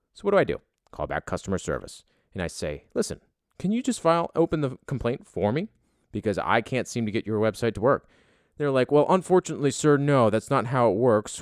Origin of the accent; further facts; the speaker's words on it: United States; me being American